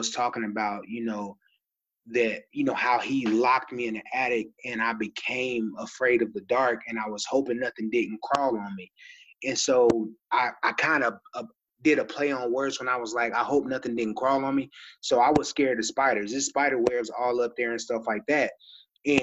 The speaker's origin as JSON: {"language": "English", "region": "Texas", "country": "United States", "tie": "born or raised there", "also_born_or_lived": "Kokomo, Indiana", "said": "I grew up in Texas"}